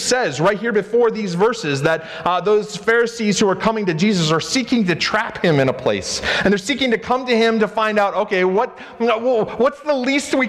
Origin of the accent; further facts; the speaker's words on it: United States; I'm an American